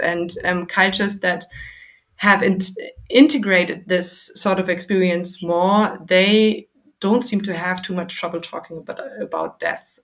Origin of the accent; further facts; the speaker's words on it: Germany; I'm from Germany